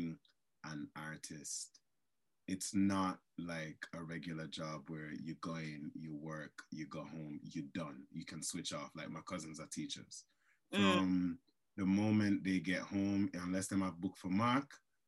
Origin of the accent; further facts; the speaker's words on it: Jamaica; moved away; I grew up in Jamaica